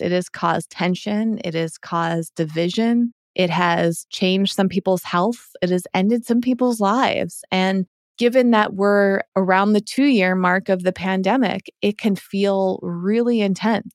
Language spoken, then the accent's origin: English; Massachusetts, United States; moved away; as I was growing up on the East Coast in Massachusetts